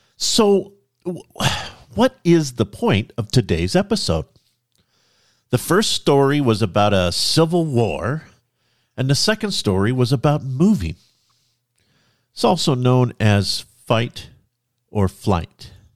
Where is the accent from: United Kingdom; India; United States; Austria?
United States; Central California; moved away as an adult; also born or lived in Oregon; now in North Idaho, United States; My wife and I were both born and raised in Central California